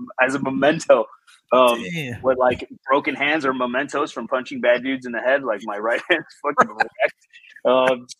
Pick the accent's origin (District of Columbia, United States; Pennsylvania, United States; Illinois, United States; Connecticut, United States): Illinois, United States; Chicago; first language Spanish; English is a second language; also born or lived in Mexico; I was born and raised in Chicago, south side of Chicago in Pilsen